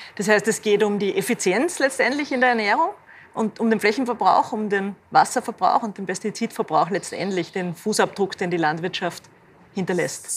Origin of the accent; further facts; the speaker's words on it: Linz, Upper Austria, Austria; ich stamme aus Linz